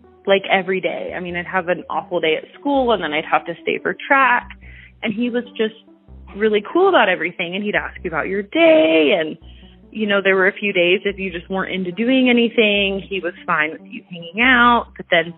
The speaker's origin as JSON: {"language": "English", "town": "Ferndale", "region": "Washington", "country": "United States", "tie": "born or raised there", "also_born_or_lived": "Bellingham, Washington", "said": "I was actually born in Bellingham. And I was raised in Ferndale. So from basically the time that I was a baby until I was 15, I grew up in Ferndale"}